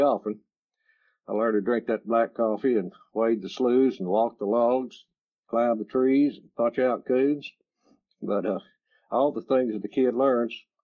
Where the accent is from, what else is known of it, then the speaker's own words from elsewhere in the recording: Marshall, Texas, United States; I was born in Marshall, Texas in, in 1950